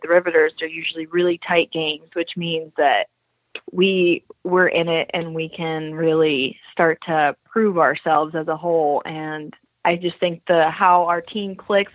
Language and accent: English; Eustis, Florida, United States; moved away; I grew up in a town called Eustis, Florida. So that's central Florida.